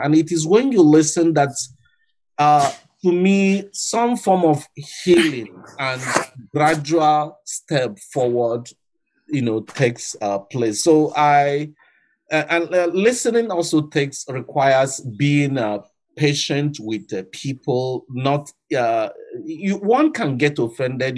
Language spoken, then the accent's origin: English; Nigeria; moved away; also born or lived in Attawapiskat; I'm from Africa. I'm from Nigeria